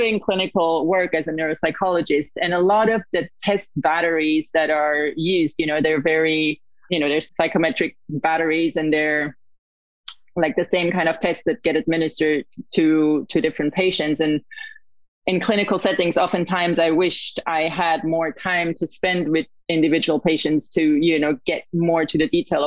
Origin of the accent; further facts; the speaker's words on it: Italy; moved away as an adult; also born or lived in Australia; now in United States; I was born and raised in Italy